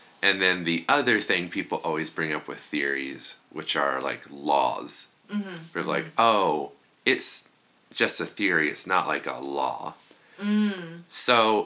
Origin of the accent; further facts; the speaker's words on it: Kansas, United States; we're both from Kansas